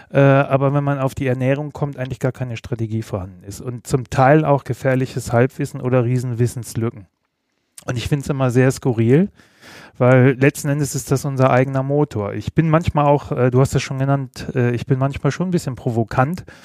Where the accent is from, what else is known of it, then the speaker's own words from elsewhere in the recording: Bremen, Germany; Weder noch. Ich bin gebürtiger Bremer.